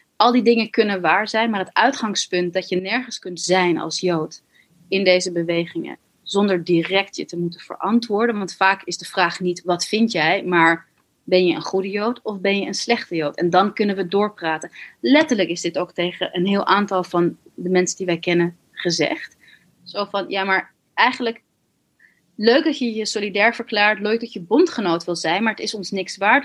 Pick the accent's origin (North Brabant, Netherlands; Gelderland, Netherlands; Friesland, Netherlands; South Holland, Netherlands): Gelderland, Netherlands; Tiel; moved away; toen we in Tiel woonden, waar ik ook ben geboren